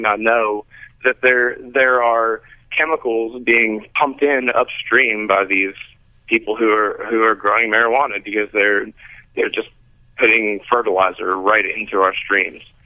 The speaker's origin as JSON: {"language": "English", "region": "Kentucky", "country": "United States", "tie": "born or raised there", "moved": "yes", "said": "born and raised in Kentucky"}